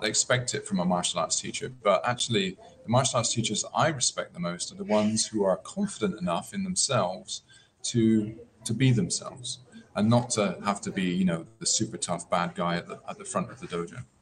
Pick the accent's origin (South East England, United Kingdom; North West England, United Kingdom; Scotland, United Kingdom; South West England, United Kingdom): South West England, United Kingdom; West Country; now in Okinawa, Japan; I grew up in uh, in the West Country in England